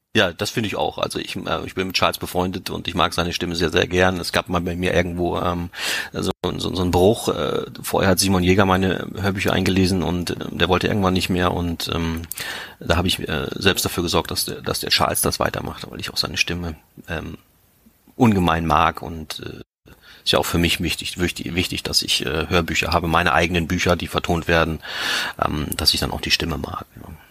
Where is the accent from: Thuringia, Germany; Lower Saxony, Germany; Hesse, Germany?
Lower Saxony, Germany; Liebenau; genauso bin ich auch aufgewachsen hier im Herzen Niedersachsens